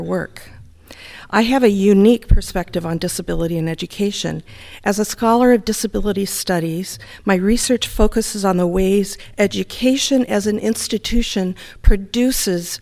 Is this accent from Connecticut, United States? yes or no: no; Detroit, Michigan, United States; I'm from Detroit, Michigan